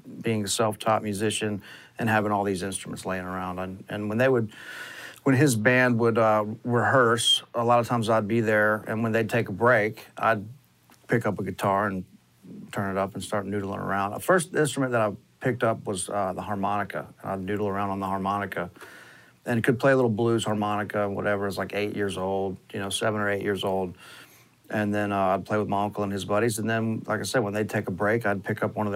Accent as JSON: {"language": "English", "region": "Gulf Coast", "country": "United States", "tie": "born or raised there", "said": "I was very lucky growing up on the Gulf Coast"}